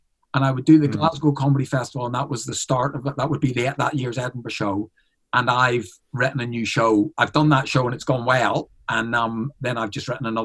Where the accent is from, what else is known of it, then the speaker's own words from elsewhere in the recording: Ireland; I'm an Irishman in Canada. I'm an Irish on tour in Australia